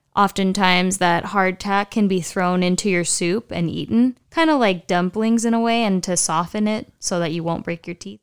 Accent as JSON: {"language": "English", "country": "United States", "said": "we don't really learn about as Americans in history"}